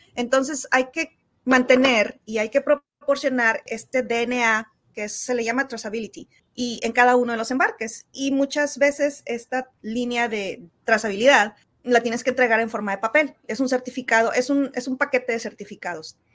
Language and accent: Spanish; Santiago, Nuevo León, Mexico; yo soy de Villa de Santiago, que está como a 30 um, kilómetros al sur de Monterrey